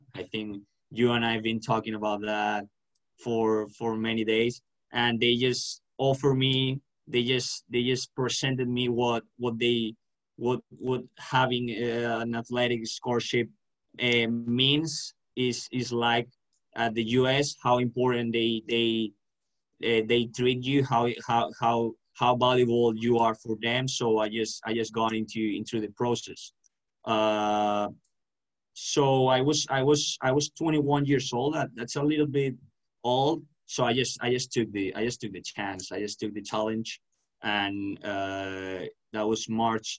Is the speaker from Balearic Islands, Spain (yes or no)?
no; Valencia, Valencian Community, Spain; I'm from Valencia, Spain